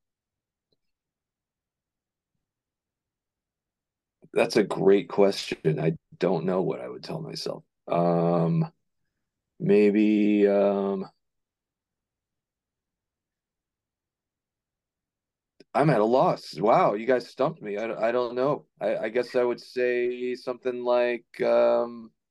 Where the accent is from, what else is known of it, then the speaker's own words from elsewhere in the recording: Virginia Beach, Virginia, United States; moved away as an adult; I grew up in Virginia Beach, Virginia, and I do not live there anymore.